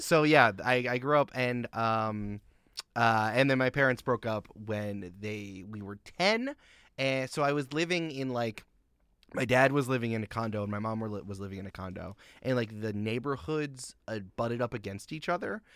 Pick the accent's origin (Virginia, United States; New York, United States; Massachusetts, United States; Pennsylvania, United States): New York, United States; Goldens Bridge; I grew up in Westchester County, New York